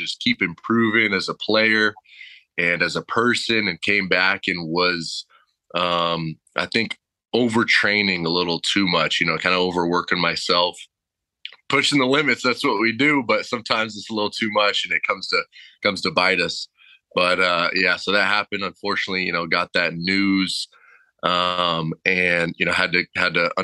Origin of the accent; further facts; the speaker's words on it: Temecula, California, United States; coming from Southern California, born and raised, growing up in Temecula